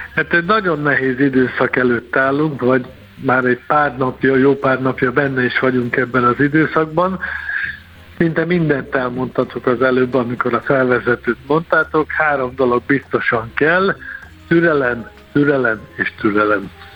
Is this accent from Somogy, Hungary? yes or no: no; Tatabánya, Komárom-Esztergom, Hungary; én Tatabányán születtem, élek, innen járom a világot